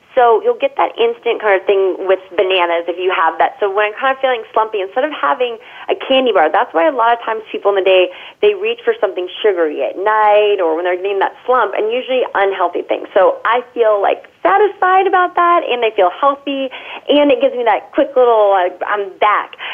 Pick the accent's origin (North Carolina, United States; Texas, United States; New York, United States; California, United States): California, United States; as a Californian